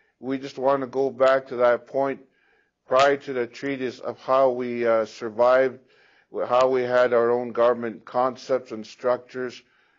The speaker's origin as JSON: {"language": "English", "country": "Ghana", "lives_now": "Canada", "said": "I'm from Ghana."}